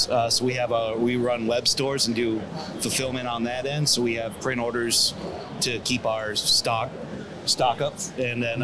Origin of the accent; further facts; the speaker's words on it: Michigan, United States; moved away; I'm originally from Michigan